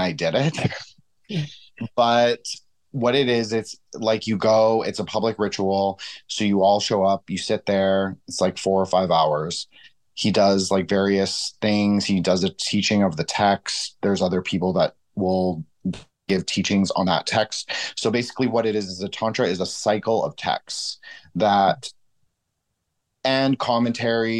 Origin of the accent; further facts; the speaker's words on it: Toronto, Ontario, Canada; I grew up in Toronto